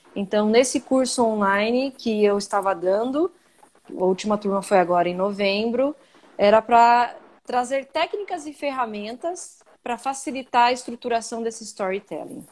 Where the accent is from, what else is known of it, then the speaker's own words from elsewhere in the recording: Brazil; accent: Brazilian; also born or lived in United States; tem um ziriguidum brasileiro no, no, quando eu falo